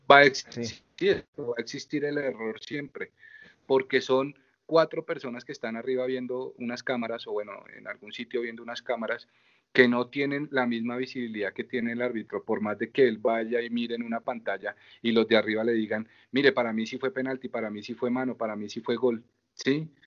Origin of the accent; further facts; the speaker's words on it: Colombia; soy colombiano